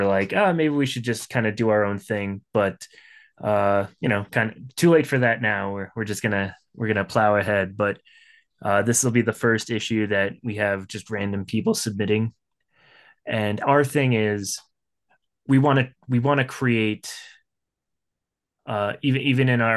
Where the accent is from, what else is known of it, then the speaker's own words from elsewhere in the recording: the North, United States; I'm from the North